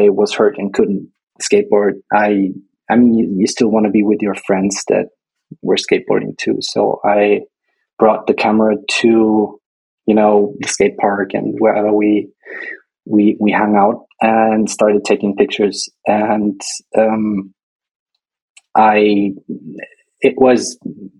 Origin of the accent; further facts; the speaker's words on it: Nuremberg, Bavaria, Germany; I was born in Nuremberg and grew up in a small town bordering it, about 40,000 people living there.